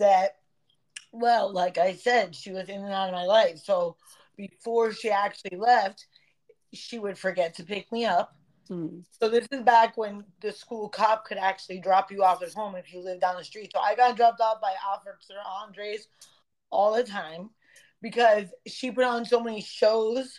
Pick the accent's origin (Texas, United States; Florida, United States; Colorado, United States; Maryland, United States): Florida, United States; Broward; the park where we grew up in Broward